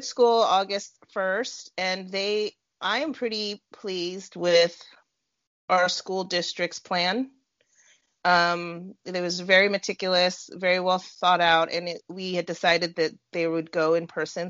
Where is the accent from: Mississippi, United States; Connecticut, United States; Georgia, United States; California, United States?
California, United States; also born or lived in Arizona; now in Indiana, United States; I'm born and raised in California and then moved to Arizona lived there for about nine years and then moved to Indiana